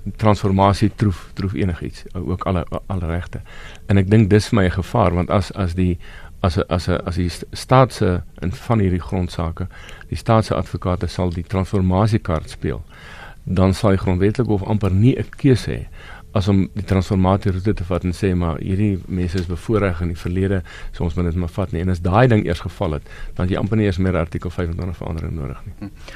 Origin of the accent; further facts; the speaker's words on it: South Africa; as Suid-Afrikaners en as minderhede